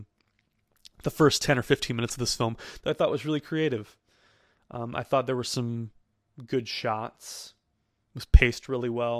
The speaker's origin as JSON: {"language": "English", "town": "Chesterfield", "region": "Missouri", "country": "United States", "tie": "born or raised there", "said": "my hometown of Chesterfield, Missouri"}